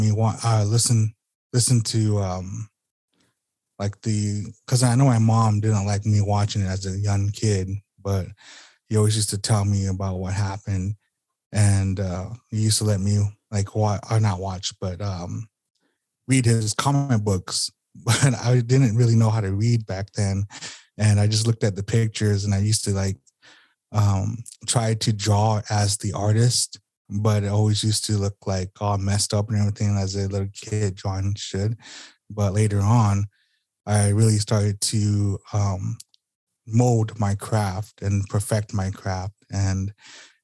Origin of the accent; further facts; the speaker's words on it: Sacaton, Arizona, United States; I'm from Arizona, Southern Arizona. That is Sacaton, Arizona, the Gila River Reservation. And I've grew up here all my life for 33 years